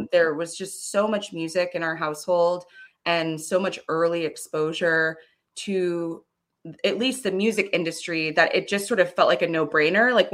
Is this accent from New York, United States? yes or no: no; Florida, United States; also born or lived in Frankfurt / California; i was born in um, west germany in frankfurt on us air force base we moved to florida where um, we spent a significant amount of time and then we moved out to California for a while.